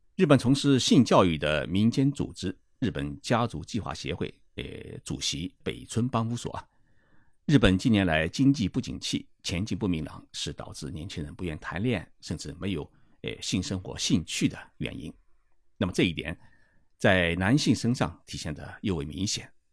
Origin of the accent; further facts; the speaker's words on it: China; 我们中国人